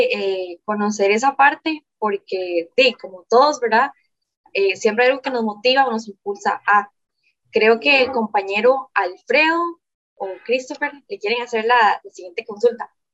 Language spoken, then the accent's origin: Spanish; Guápiles, Limón, Costa Rica; Vivo en Guapiles, yo soy de Guapiles